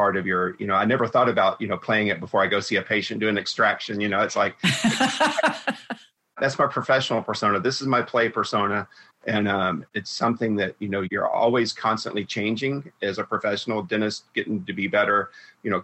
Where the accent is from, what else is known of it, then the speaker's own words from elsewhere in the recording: the South, United States; Growing up in the South